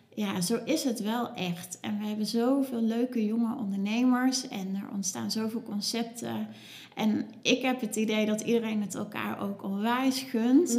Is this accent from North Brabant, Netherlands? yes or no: yes; Cuijk, North Brabant, Netherlands; moved away as an adult; now in Nijmegen, Netherlands; ik kom uit Kuik